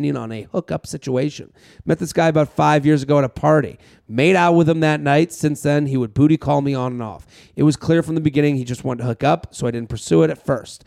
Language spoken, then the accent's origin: English; Boston, Massachusetts, United States; we're both from Boston